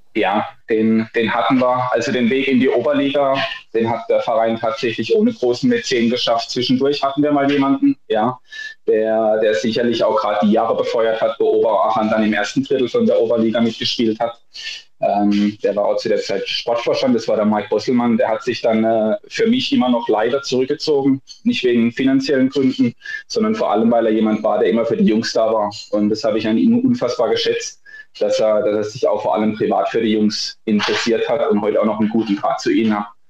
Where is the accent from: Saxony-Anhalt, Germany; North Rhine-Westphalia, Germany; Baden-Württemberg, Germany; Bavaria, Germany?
Baden-Württemberg, Germany; Rastatt; also born or lived in Darmstadt; Ich komme ursprünglich aus Rastatt